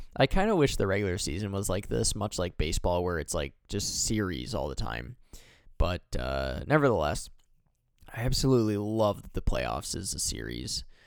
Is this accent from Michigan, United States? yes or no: yes; Michigan, United States; I'm from Michigan